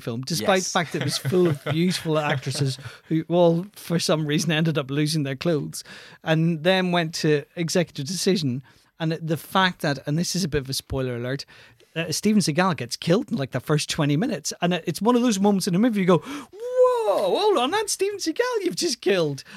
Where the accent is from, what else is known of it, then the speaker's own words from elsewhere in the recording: Belfast, Northern Ireland, United Kingdom; moved away; also born or lived in London; I'm from West Belfast